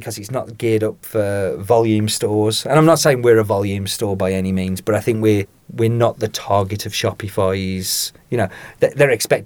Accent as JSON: {"language": "English", "town": "Cannock", "region": "West Midlands", "country": "United Kingdom", "tie": "born or raised there", "said": "I'm from Cannock"}